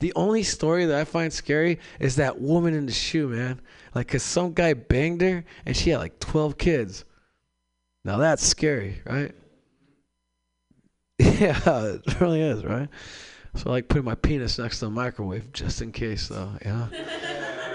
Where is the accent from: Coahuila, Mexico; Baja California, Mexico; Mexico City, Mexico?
Baja California, Mexico; Mexicali; moved away; I'm from Mexicali, Mexico